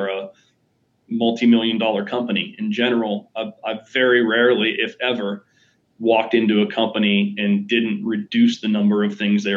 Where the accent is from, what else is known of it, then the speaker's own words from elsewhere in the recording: Pittsburgh, Pennsylvania, United States; I grew up in Pittsburgh